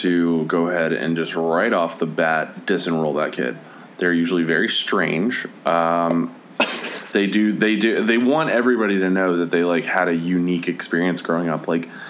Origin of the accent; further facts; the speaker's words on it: Maine, United States; I'm a Maine person. I don't know.